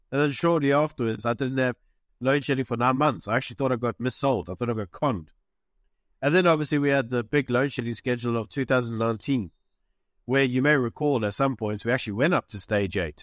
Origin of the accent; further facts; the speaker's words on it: South Africa; moved away as an adult; also born or lived in United Kingdom; I'm South African, but, you know, I was in the U K for a while